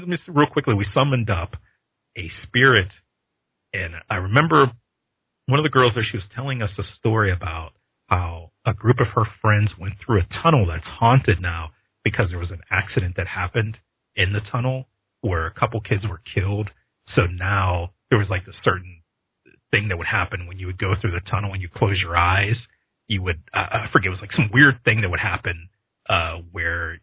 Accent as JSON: {"language": "English", "town": "Pittsburgh", "region": "Pennsylvania", "country": "United States", "tie": "born or raised there", "said": "I grew up in Pittsburgh, Pennsylvania"}